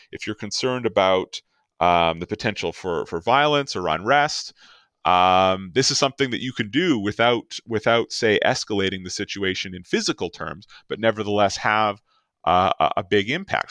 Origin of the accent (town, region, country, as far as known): Canada